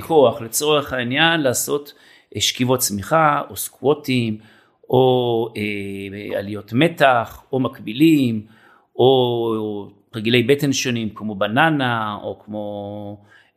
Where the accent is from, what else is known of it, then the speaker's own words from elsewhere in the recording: Israel; אני בן קיבוץ